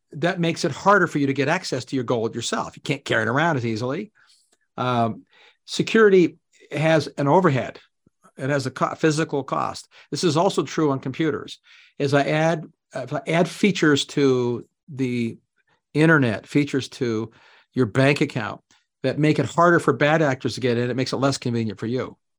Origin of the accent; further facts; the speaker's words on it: Canada; moved away; Canadian expat, I mean, I'm still Canadian. I grew up there.